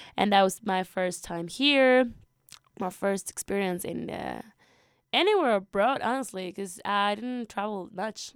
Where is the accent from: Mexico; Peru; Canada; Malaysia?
Peru; moved away as an adult; also born or lived in Lima, Peru; now in Roaring Fork Valley, United States; I'm from Peru. I used to go to school, uh, in Lima